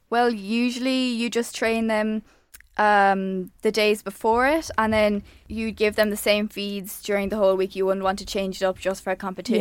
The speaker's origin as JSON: {"language": "English", "country": "Ireland", "said": "I'm an Irish show jumper."}